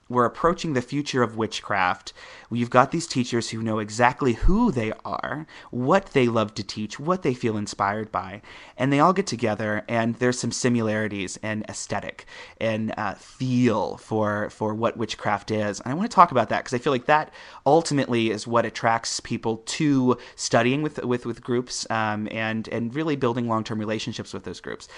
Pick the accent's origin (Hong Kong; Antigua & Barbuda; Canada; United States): United States; Midwest; I'm coming from the Midwest.